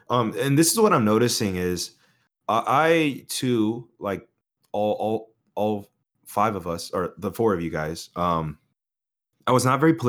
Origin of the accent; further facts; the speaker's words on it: United States; as an American